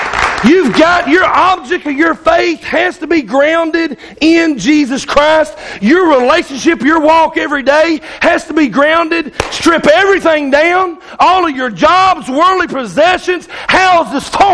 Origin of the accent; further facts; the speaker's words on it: Arkansas, United States; I'm from Arkansas